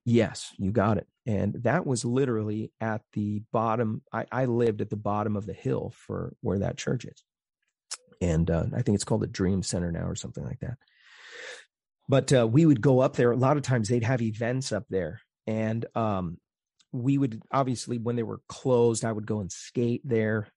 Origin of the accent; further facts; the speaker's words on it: Phoenix, Arizona, United States; moved away; I grew up in North Phoenix